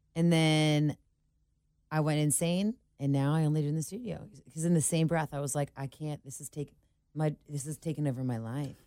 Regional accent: Cincinnati, Ohio, United States; moved away as an adult; I'm from Cincinnati

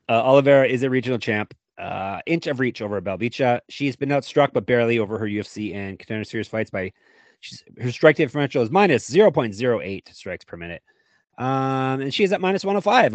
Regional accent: Stoney Creek, Ontario, Canada; Canada, of course, my home country

